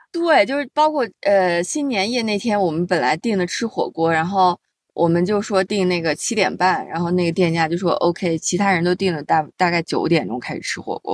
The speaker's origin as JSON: {"language": "Chinese", "country": "China", "said": "我们中国人从小就被教育的"}